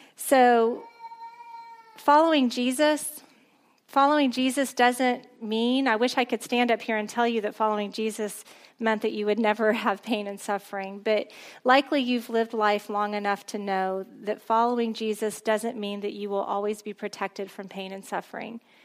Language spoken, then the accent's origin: English; a small town near Corpus Christi, South Texas, United States; I grew up in a really small town near Corpus Christi